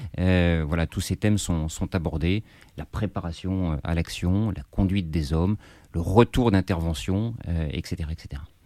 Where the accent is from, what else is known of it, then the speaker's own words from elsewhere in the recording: Paris, Île-de-France, France; Je suis parisien, j'ai grandi, j'ai grandi dans Paris